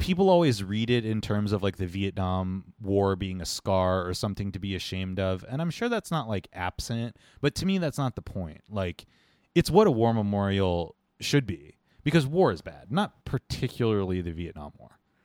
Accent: United States; as an American in your own country, in your own capital

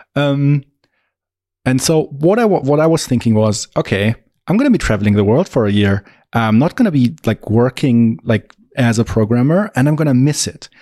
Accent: Augsburg, Bavaria, Germany; I am also from Augsburg, Germany, tiny town in the very south

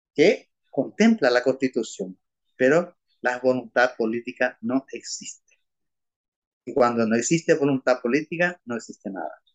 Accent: Asunción, Paraguay; Soy asunceno, nacido en Asunción

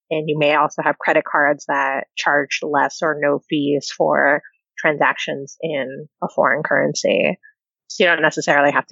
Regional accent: United States; the ways in which I am very American

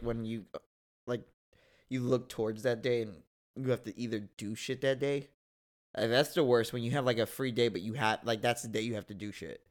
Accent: United States; I will not be condemned for being an American.

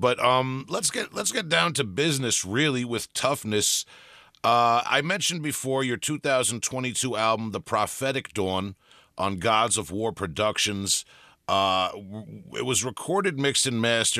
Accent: Long Island, New York, United States; accent: Long Island; I'm from New York

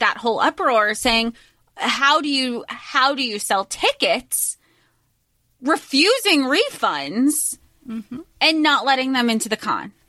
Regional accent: Florida, United States; we grew up in Florida

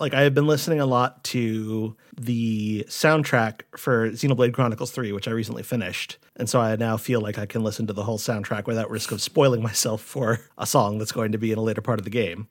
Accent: Rhode Island, United States; When I was growing up in Rhode Island

